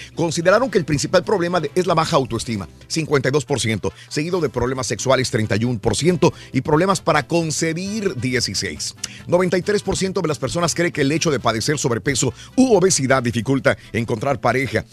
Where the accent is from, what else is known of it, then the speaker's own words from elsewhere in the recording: northern Mexico, Mexico; yo soy del norte